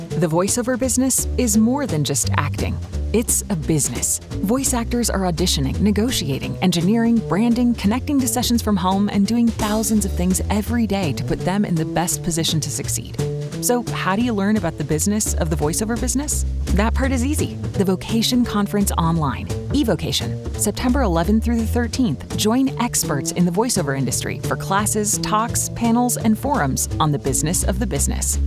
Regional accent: Honolulu, Hawaii, United States; I'm from Honolulu, Hawaii, actually

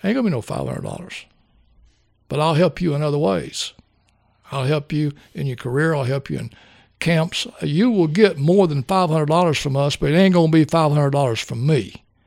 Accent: Kentucky, United States; I grew up in Kentucky. This is my home

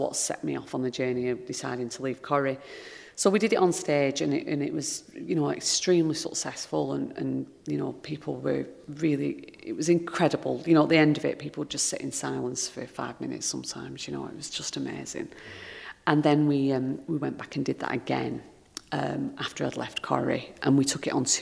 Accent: Lancashire, North West England, United Kingdom; where I grew up in Lancashire

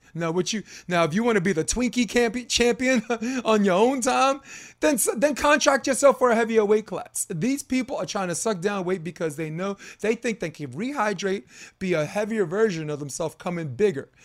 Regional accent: New York City, New York, United States; I'm from Brooklyn anyway. I was like, okay, that's my borough.

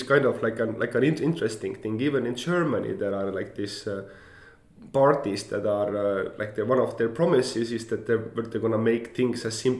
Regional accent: Estonia; yes, I'm from Estonia, the greatest e-nation in the world

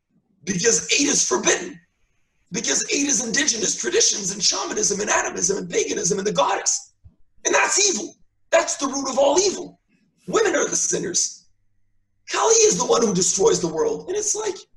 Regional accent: Canada; as a Canadian

